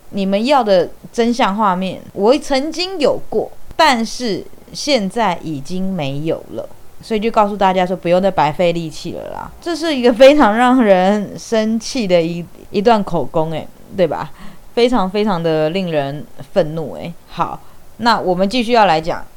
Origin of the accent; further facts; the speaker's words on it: Taiwan; 虽然我是一名台湾人